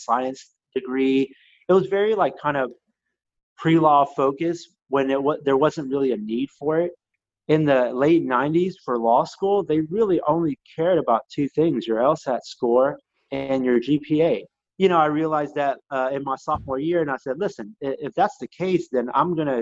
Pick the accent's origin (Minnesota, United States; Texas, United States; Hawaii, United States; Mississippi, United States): Texas, United States; Katy; also born or lived in Chicago; I was raised in a wonderful suburb of Katy